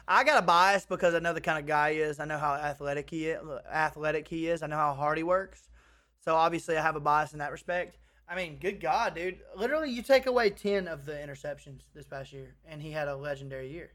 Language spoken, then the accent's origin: English; Clanton, Alabama, United States; my hometown, Clanton